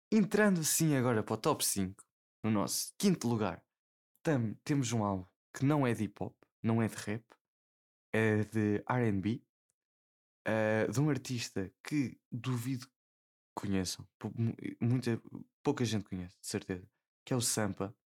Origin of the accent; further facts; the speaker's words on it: Portugal; Como bom português